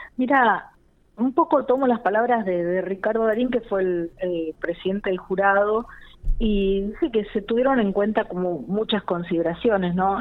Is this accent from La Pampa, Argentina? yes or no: yes; General Pico, La Pampa, Argentina; moved away as an adult; yo nací y me crié en Pico y en los años en los que yo viví en Pico hasta casi los 19, 20 años